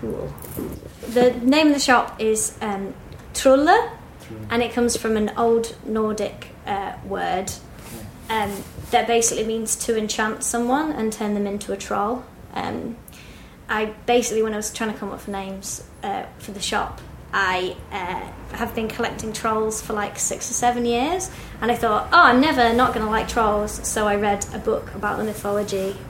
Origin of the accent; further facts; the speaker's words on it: Manchester, North West England, United Kingdom; moved away as an adult; now in Bristol, United Kingdom; So, I'm originally from Manchester, and I moved down to Bristol maybe, like, 4 or 5 years ago.